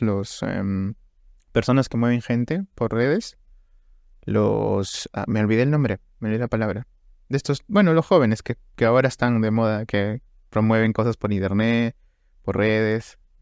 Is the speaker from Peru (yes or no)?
yes; Trujillo, La Libertad, Peru; nosotros somos de Trujillo, o sea, del departamento de la libertad Trujillo.